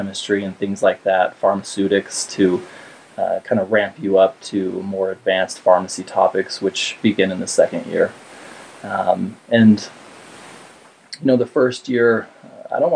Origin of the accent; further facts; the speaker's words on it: St. George, Utah, United States; also born or lived in Cedar City, Utah; now in Salt Lake City, United States; I'm from St. George, Utah. I grew up down there